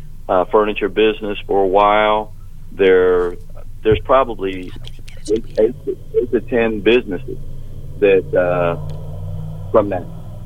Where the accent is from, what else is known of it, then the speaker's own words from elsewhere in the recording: Columbus, Ohio, United States; I grew up in Columbus, and on the northeast side of Columbus. I went to Ricks Elementary, went over to Eastgate, graduated from Mifflin High School